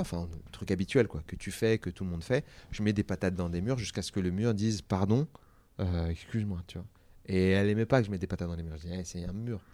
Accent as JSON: {"language": "French", "area": "Seine-Saint-Denis", "region": "Île-de-France", "country": "France", "tie": "born or raised there", "said": "Moi, j'ai grandi en Sa-, en Seine-Saint-Denis"}